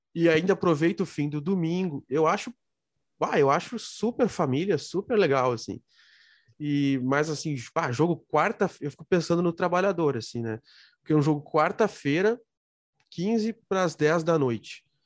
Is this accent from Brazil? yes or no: yes; Rio Grande do Sul, Brazil; eu sou gaúcho